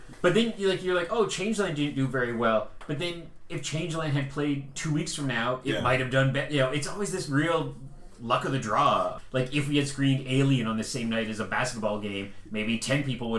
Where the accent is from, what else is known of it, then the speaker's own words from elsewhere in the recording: Canada; also born or lived in Vancouver; I'm a Canadian.